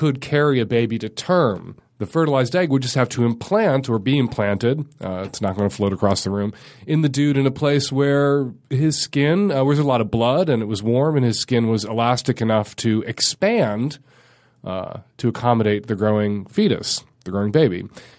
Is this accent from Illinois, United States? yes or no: yes; Chicago, Illinois, United States; now in Seattle, United States; I grew up in Chicago